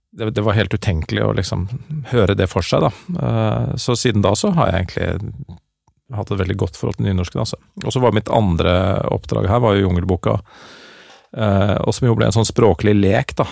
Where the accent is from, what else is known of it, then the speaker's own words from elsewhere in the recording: Oslo, Norway; accent: Oslo-mål; first language Norwegian and Dutch; jeg snakker jo og på en måte agerer jo på bokmål, fordi at det er det jeg har Eller på Oslo-mål